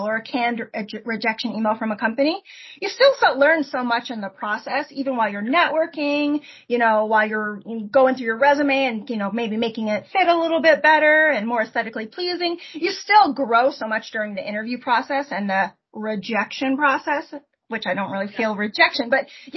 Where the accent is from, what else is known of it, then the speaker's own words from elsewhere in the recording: Port Orchard, Washington, United States; moved away as an adult; I grew up in Port Orchard, Washington, right across the, you know, Puget Sound from Seattle area